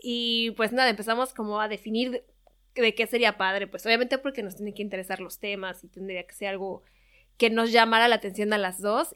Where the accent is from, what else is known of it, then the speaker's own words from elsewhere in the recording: Mexico City, Mexico; moved away as an adult; also born or lived in Toronto, Canada / Madrid, Spain; now in Paris, France; yo soy mexicana eh, de la Ciudad de México